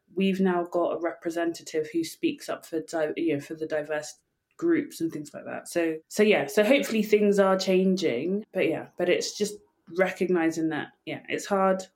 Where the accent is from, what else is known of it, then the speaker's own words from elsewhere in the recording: England, United Kingdom; I'm from England